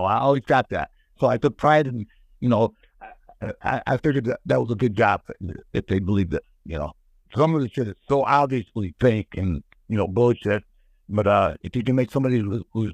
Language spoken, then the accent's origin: English; Lansing, Michigan, United States; I'm from Michigan, and the big town is Detroit